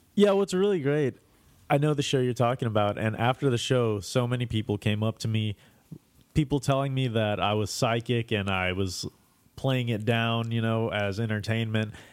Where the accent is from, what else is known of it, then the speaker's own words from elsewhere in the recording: New York, United States; moved away; I'm also from New York.